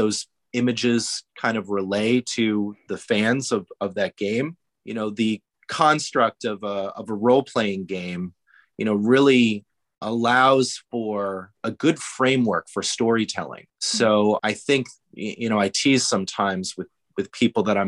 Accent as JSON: {"language": "English", "region": "Rhode Island", "country": "United States", "tie": "born or raised there", "said": "I was born and raised in Rhode Island"}